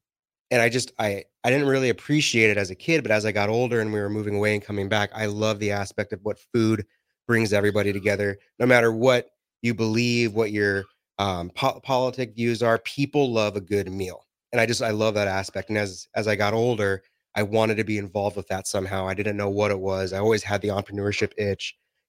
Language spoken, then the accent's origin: English; New Mexico, United States; I grew up in New Mexico for 7 years of my life.